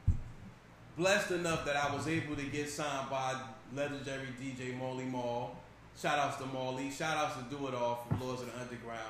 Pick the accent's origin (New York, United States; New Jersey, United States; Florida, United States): New Jersey, United States; Newark; I'm from North New Jersey. I guess Prince Street. Is where I grew up at, Stella Wright Homes